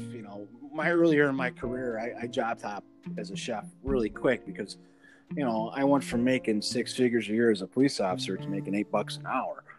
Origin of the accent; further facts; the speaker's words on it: Chicago, Illinois, United States; I grew up in the Chicago streets, you know, so I come across a little little gruff